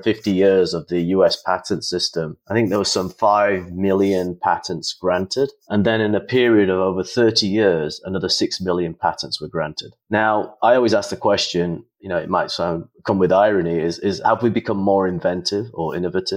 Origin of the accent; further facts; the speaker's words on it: United Kingdom; moved away as an adult; also born or lived in India; I'm from the United Kingdom, so I practiced in the UK